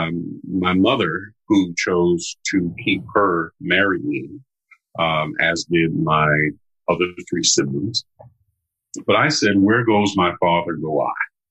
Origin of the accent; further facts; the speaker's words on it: United States; I am an American of African descent